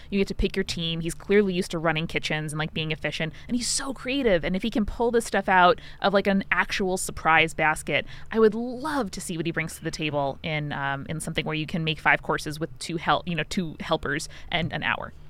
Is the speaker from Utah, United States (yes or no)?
no; Long Island, New York, United States; I'm from Long Island